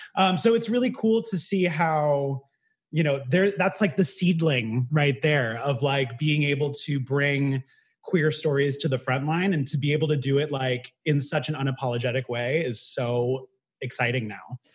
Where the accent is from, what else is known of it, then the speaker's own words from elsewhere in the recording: Bay Area, California, United States; moved away as an adult; now in New York City, United States; I grew up in the Bay Area